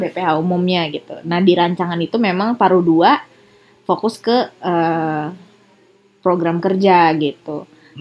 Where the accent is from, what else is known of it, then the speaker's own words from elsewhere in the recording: Serang, Banten, Indonesia; keluarga aku dari Serang dan hmm. besar di Serang